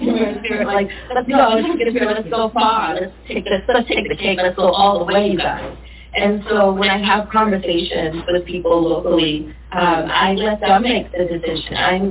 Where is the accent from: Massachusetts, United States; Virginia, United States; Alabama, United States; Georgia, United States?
Massachusetts, United States; Boston; also born or lived in Cambridge, Massachusetts; I grew up in Boston